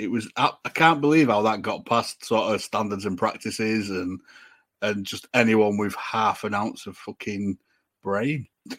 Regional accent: Manchester, North West England, United Kingdom; moved away; I'm from Manchester, one. It pisses it down. I wish I'd still lived there.

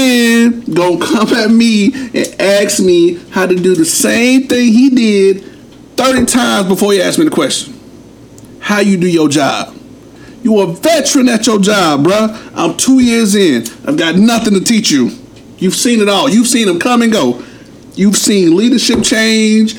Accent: New Jersey, United States; We are from Jersey

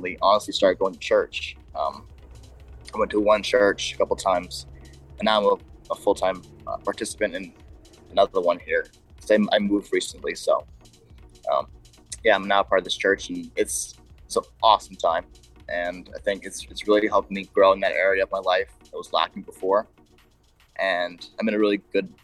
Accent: Bahamas; I grew up in the Bahamas

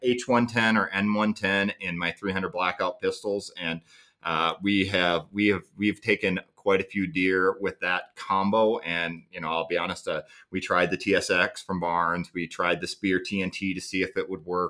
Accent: Midwest, United States; I grew up hunting whitetails in the Midwest

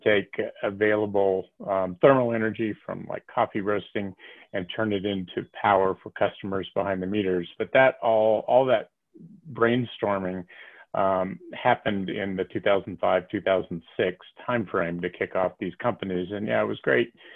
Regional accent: Tennessee, United States; moved away as an adult; also born or lived in California; now in Boulder, United States; Born and raised in Tennessee

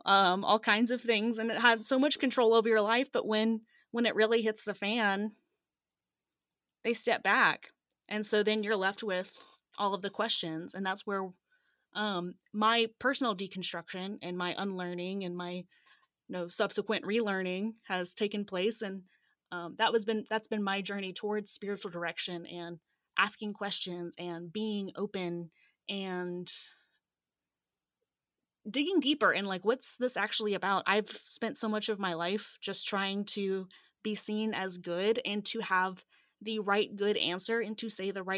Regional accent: Atlanta, Georgia, United States; And so I grew up in Metro Atlanta, and I was, you know, the perfect church kid

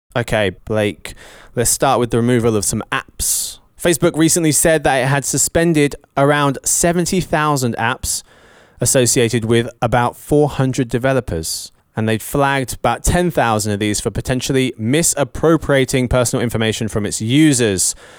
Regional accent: England, United Kingdom; I'm English

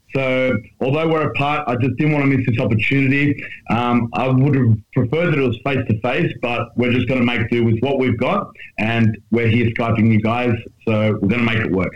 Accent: Australia; otherwise known as the Australian Strength Coach

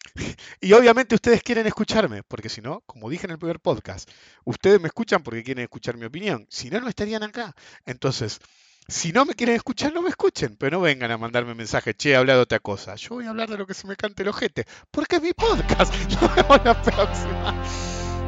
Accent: Argentina; nosotros como argentinos

